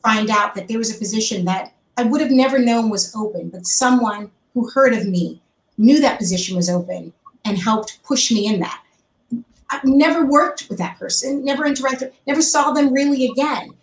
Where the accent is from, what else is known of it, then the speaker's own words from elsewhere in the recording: New York, United States; moved away as an adult; now in Los Angeles, United States; I, am a New Yorker, I lived in, grew up in New York my life